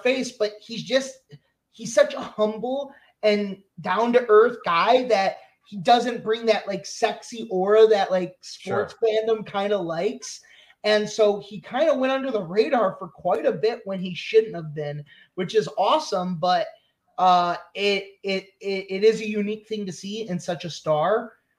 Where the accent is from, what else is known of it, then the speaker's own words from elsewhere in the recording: Illinois, United States; I grew up in Illinois